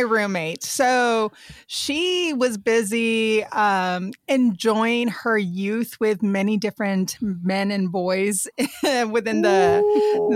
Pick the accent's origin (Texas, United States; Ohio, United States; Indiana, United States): Texas, United States; South; moved away as an adult; I grew up in South Texas and like right by the border of Mexico.